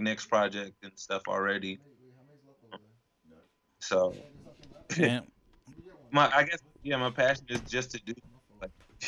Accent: Chicago, Illinois, United States; now in Las Vegas, United States; I was born in Chicago.

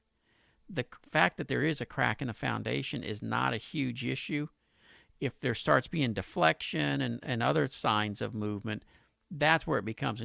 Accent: Pasadena, United States; in Pasadena, my hometown

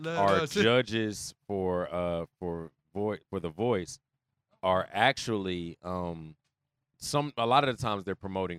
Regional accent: Houston, Texas, United States; I grew up in Acres Home.

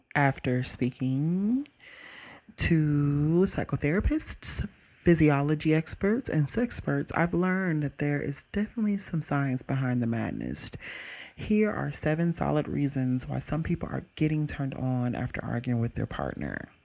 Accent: Mississippi, United States; I'm from Mississippi

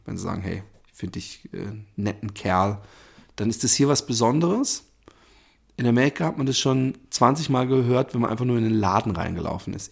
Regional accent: Germany; wir selbst als Deutsche

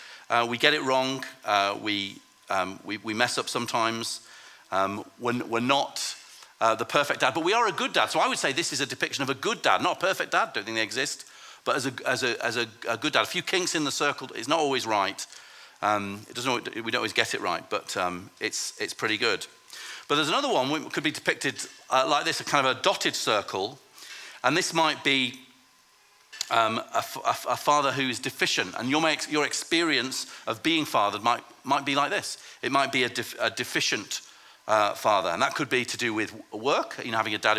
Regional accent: Lancaster, North West England, United Kingdom; I grew up in Lancaster in the north of England

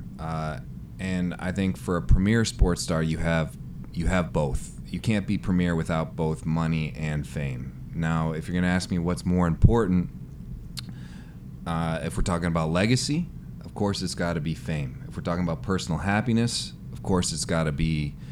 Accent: Chicago, Illinois, United States; I'm from Chicago

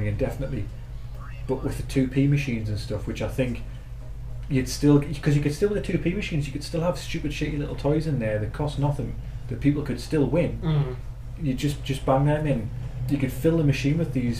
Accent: Newcastle upon Tyne, North East England, United Kingdom; where we are from Newcastle

